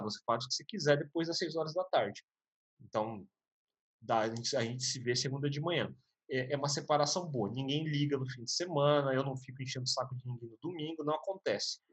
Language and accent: Portuguese; Brazil; eu sou japonês no Brasil